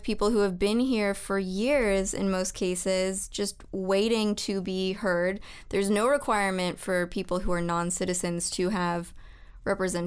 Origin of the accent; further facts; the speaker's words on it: Arizona, United States; my home state of Arizona.